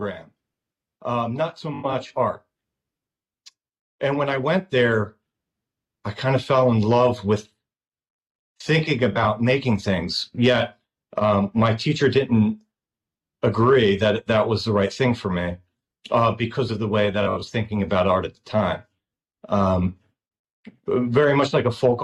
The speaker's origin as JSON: {"language": "English", "area": "Delaware County", "region": "Pennsylvania", "country": "United States", "tie": "born or raised there", "said": "We grew up in Pennsylvania in a, I don't know if you know Delco, but it's kind of a synonymous right outside of West Philadelphia"}